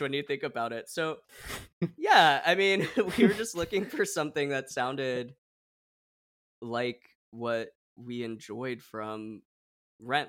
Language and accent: English; Oregon, United States; moved away; I grew up in Oregon